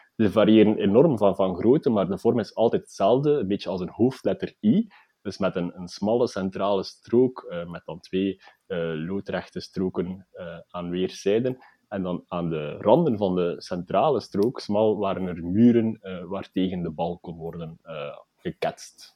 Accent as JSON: {"language": "Dutch", "country": "Belgium", "said": "wij als, als Belgen"}